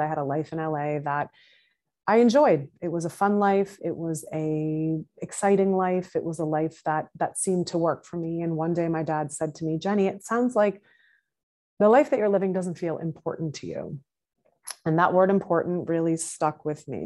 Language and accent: English; Massachusetts, United States; now in New York City, United States; I currently live in New York City. I am originally from Massachusetts